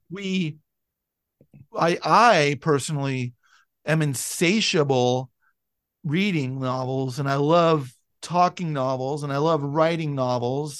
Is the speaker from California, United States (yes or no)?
yes; San Francisco, California, United States; I'm from San Francisco, and you know, I lived in the suburbs